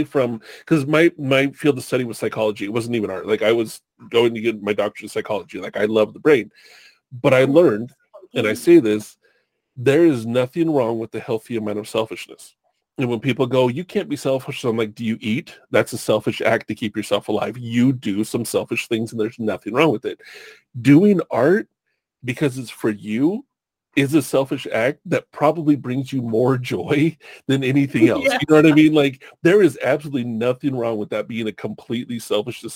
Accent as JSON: {"language": "English", "town": "Long Beach", "region": "California", "country": "United States", "tie": "born or raised there", "also_born_or_lived": "Oceanside, California / Santa Rosa area, California", "said": "I grew up in Southern California"}